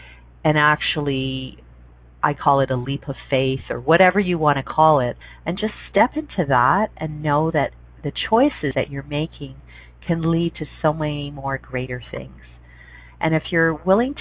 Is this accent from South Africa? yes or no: no; Canada; I'm a Canadian.